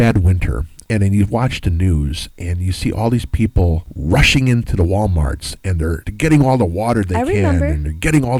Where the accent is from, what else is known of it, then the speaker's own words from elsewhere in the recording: Chicago, Illinois, United States; growing up in Chicagoland, historically, we've had bad winters